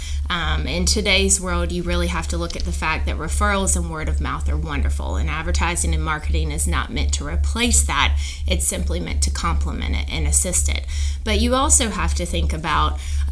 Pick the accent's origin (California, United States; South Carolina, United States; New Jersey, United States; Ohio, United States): South Carolina, United States; Anderson; also born or lived in Austin, Texas; I'm actually from Anderson, South Carolina, born and raised